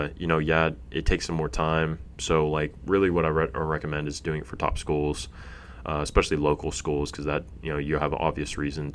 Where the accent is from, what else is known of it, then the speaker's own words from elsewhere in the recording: Fresno, California, United States; I'm from Fresno, grew up there